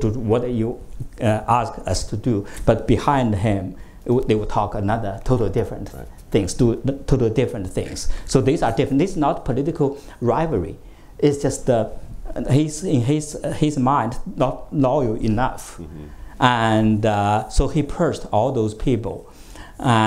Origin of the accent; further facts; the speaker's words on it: China; now in United States; I came from the United States, also I came from China